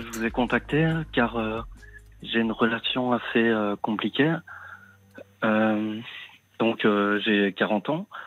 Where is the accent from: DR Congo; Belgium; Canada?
Belgium; Liège, Wallonia; now in Brussels, Belgium; je suis né à Liège. Euh, j'habite euh, donc son appartement pour le moment à Bruxelles